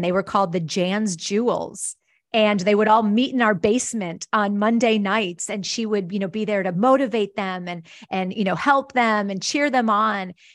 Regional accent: Wisconsin, United States; I grew up in Wisconsin, actually, a little town between Milwaukee and Chicago on Lake Michigan

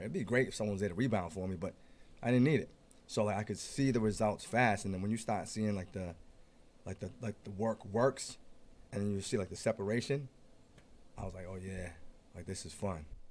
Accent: East Providence, Rhode Island, United States; born and raised in East Providence. Born and raised.

